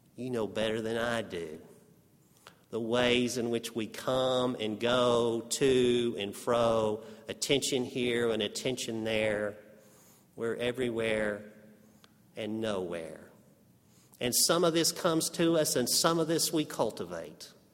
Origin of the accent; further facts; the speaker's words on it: Amarillo, Texas, United States; accent: Texas; moved away; when kids in Amarillo, Texas tease you for your Texas accent